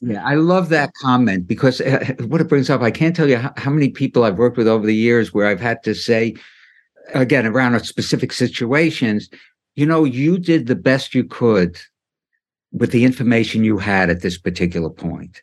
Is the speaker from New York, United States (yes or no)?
yes; New York City, New York, United States; when I grew up in Brooklyn, getting back to my childhood, my parents and a lot of the parents were immigrants